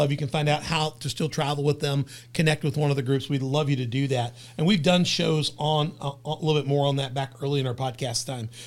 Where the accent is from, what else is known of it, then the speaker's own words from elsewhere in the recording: Memphis, Tennessee, United States; I, I, I came from Memphis, moved to Southern Illinois